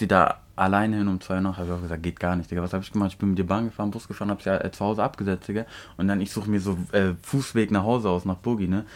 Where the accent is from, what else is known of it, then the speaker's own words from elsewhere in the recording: Turkey; now in Germany; Ich bin in der Türkei aufgewachsen